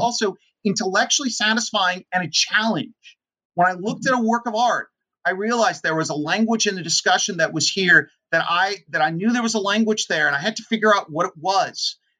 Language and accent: English; San Francisco, California, United States; also born or lived in Oakland, California; I was born and raised in in the Bay Area in San Francisco